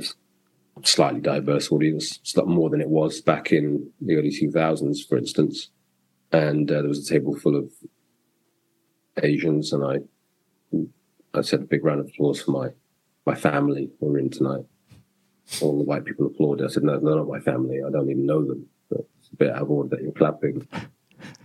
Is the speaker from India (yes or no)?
no; London, United Kingdom; growing up in England in the 70s and 80s, you just consider yourself a Londoner and a Brit